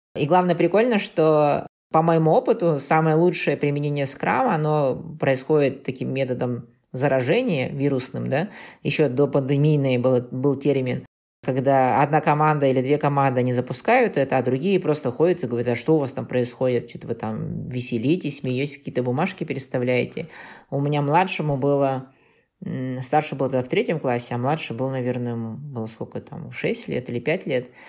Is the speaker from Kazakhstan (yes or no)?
yes; Kazakhstan; мы из Казахстана